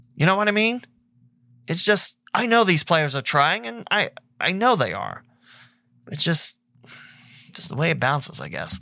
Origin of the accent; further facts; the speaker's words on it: Lewisburg, Ohio, United States; my hometown in Lewisburg